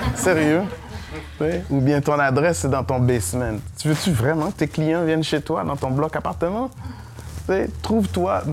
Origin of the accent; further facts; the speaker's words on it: Montreal, Quebec, Canada; also born or lived in Saint-Michel, Montreal; je viens de Montréal-Nord